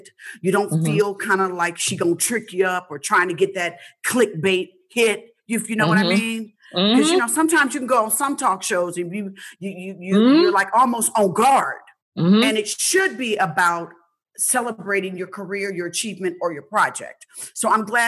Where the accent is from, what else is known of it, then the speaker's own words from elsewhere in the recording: Indianapolis, Indiana, United States; I'm from the Midwest. I'm from Indianapolis